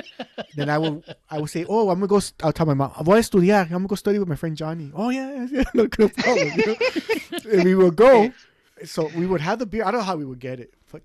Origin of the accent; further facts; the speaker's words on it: Los Angeles, California, United States; growing up in East